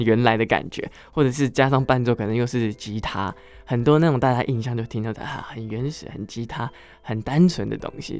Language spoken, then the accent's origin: Chinese; Miaoli, Miaoli County, Taiwan; first language Hakka; moved away as an adult; also born or lived in Taichung; 我在苗栗长大，然后苗栗，是。我小时候没有离开苗栗